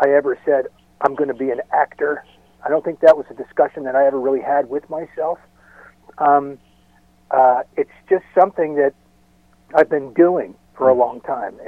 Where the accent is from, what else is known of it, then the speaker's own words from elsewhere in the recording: about 40 miles north of Los Angeles, Southern California, United States; I moved back down to Southern California where I'm from. I was born and raised in California, about 40 miles north of Los Angeles